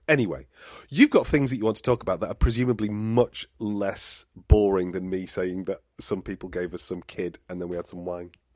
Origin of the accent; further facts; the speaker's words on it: England, United Kingdom; also born or lived in Totnes, Devon; we said oh, from England